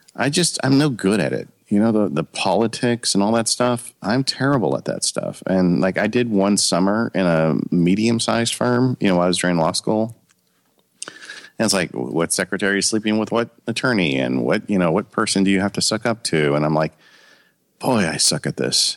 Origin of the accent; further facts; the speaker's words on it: Ontario, California, United States; I grew up in Ontario, California, which is um, a suburb um, about 30, 40 miles east of Los Angeles.